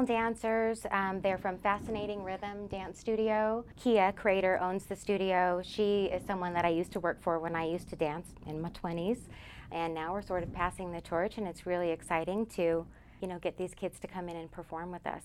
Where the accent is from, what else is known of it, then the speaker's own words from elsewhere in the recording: Nevada, United States; also born or lived in Colorado; I wasn't born in Nevada. I was born in Colorado, but I've lived here almost my whole life